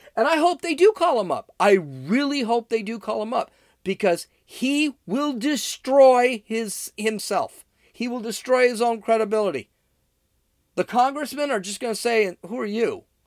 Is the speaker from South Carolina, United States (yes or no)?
no; Los Angeles, California, United States; I'm from Los Angeles